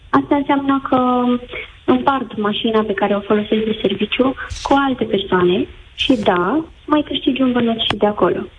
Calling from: Bucharest, Romania; Vă sunt din București.

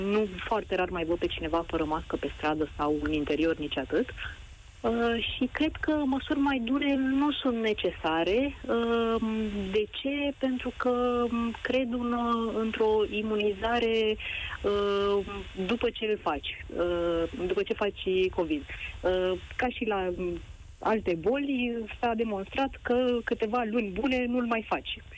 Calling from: Bucharest, Romania; eu sunt din București

